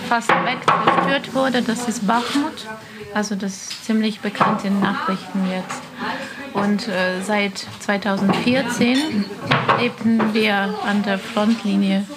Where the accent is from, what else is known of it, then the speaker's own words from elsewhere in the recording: Kyiv, Ukraine; German is a second language; moved away as an adult; now in Berlin, Germany; ich komme aus Kiew. Äh, ich bin hier seit Dezember.